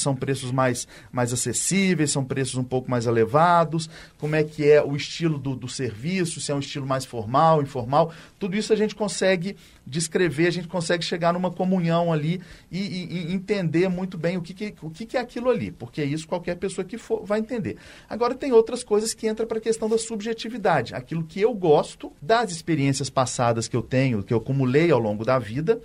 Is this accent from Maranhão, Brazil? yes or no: no; Belo Horizonte, Minas Gerais, Brazil; eu sou daqui de Belo Horizonte, cresci aqui